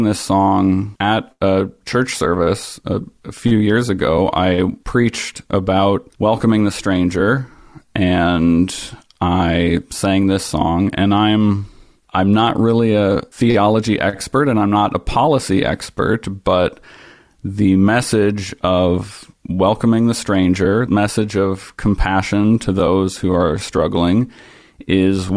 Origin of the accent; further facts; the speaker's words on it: Ohio, United States; I grew up in Ohio, and my extended family is Mennonite